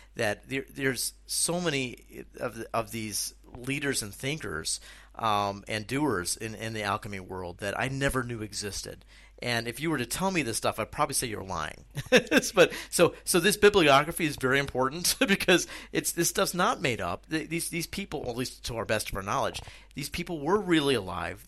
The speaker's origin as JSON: {"language": "English", "country": "United States", "moved": "as an adult", "lives_now": "Czech Republic", "said": "what I'm doing here in the Czech Republic and the experiences that I'm having as an American expat."}